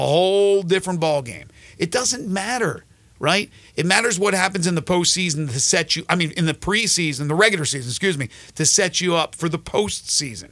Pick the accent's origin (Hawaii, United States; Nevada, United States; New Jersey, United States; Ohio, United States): New Jersey, United States; now in Memphis, United States; as a kid growing up in South Jersey